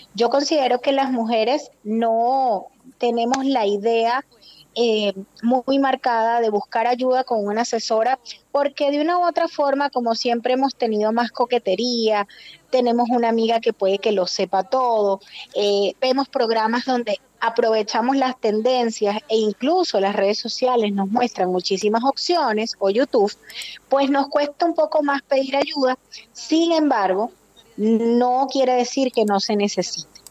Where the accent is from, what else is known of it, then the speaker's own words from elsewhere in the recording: Venezuela; moved away as an adult; now in Santiago, Chile; Soy venezolana, pero tengo nueve años allí.